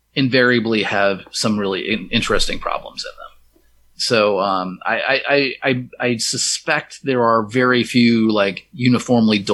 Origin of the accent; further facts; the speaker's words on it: Minnesota, United States; moved away; my hometown of Minnesota